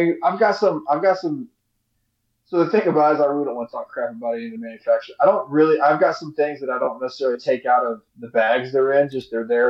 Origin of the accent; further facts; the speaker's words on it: Texas, United States; because I'm Texan.